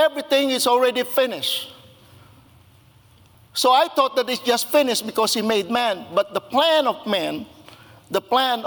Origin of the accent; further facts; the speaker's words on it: Philippines; moved away; I was born and raised in the Philippines